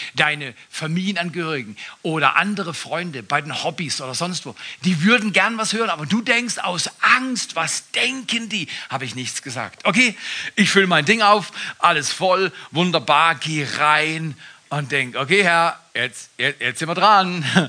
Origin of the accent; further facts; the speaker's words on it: Black Forest, Baden-Württemberg, Germany; Ich komme aus dem Westen, aus dem Südwesten, aus dem Schwarzwald, Schwarzwälder